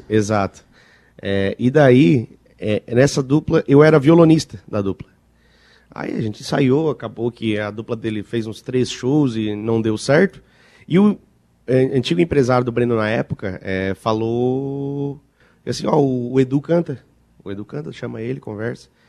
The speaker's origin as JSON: {"language": "Portuguese", "town": "Nova Veneza", "region": "Santa Catarina", "country": "Brazil", "said": "Nós somos de Nova Veneza. Eu sou de Nova Veneza"}